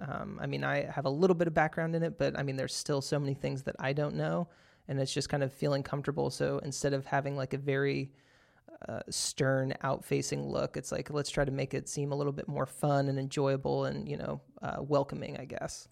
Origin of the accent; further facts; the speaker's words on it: Texas, United States; moved away; I'm originally from Texas